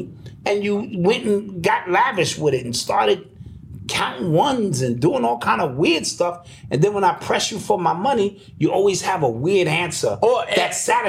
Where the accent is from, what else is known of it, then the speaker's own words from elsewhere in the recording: New York City, New York, United States; I'm from the Bronx.